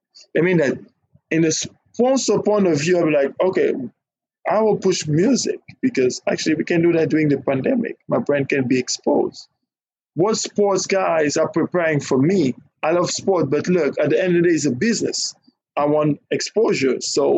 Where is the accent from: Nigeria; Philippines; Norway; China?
Nigeria; But us, we like, now, I'm Nigerian. I'm Nigerian.